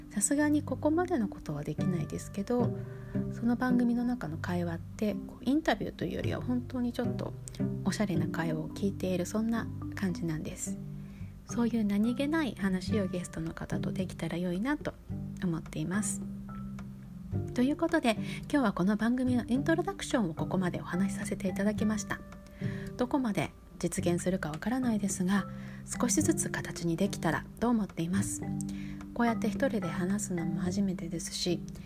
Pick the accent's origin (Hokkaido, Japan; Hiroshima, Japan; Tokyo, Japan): Hokkaido, Japan; Sapporo; moved away as an adult; now in New York, United States; 私は札幌で育っている